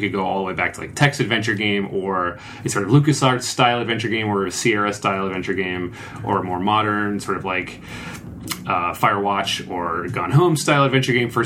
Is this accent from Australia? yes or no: no; Bermuda; when I was growing up in Bermuda